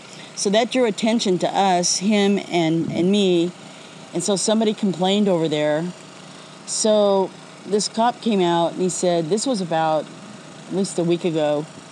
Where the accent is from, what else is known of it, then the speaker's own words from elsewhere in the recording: Sacramento, California, United States; I'm from Sacramento.